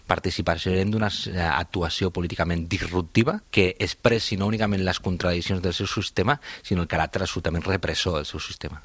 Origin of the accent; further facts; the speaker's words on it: Cornellà de Llobregat, Catalonia, Spain; són la meva comarca, que és primer pla la empresa Siemens de Cornellà, doncs això també és realitat, molts de nosaltres hem nascut en aquesta realitat